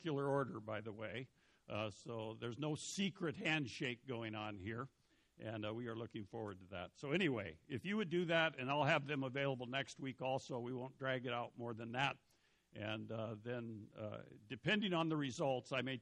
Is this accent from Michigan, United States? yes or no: no; Montana, United States; moved away as an adult; I'm this rube from Montana.